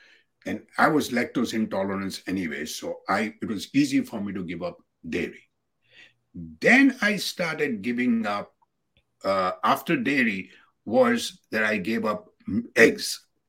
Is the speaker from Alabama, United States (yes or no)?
yes; Gadsden, Alabama, United States; And then I had to drive back to my hometown, Gadsden, a small little place in Alabama near Birmingham.